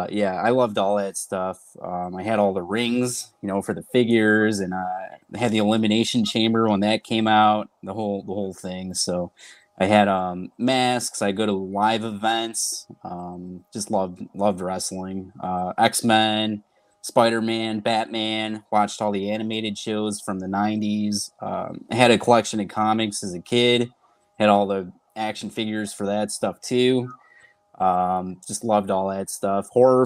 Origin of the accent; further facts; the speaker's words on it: Rochester, New York, United States; So I'm from Rochester, New York. UPW is the local school here.